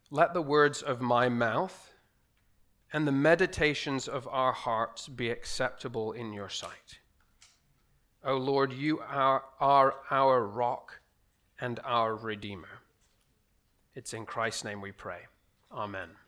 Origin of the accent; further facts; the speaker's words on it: Dubai, United Arab Emirates; moved away; also born or lived in Aberdeen, United Kingdom; As Pastor Anand said, I am originally from Aberdeen in Scotland, but I grew up here in Dubai. Uh, my parents moved here in 1989. I was just, just a baby